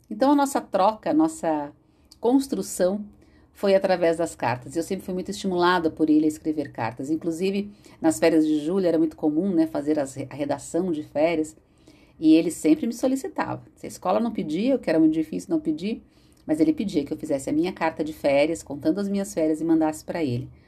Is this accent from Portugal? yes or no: no; São Paulo, Brazil; born there; Morava em São Paulo, nasci em São Paulo